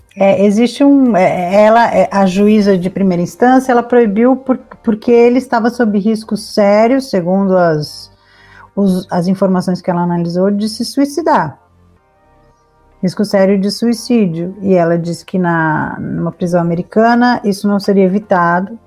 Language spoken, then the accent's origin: Portuguese; São Paulo, Brazil; eu sou de São Paulo